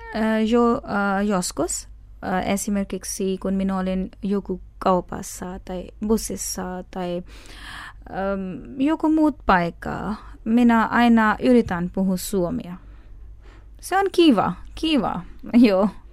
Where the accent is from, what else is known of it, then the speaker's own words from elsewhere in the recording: Pakistan; Finnish is a second language; moved away as an adult; now in Finland; Olen pakistanilainen ja muslimi.